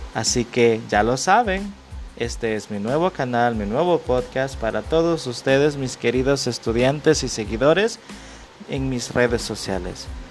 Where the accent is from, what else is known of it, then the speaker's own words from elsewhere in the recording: El Salvador; Yo soy de El Salvador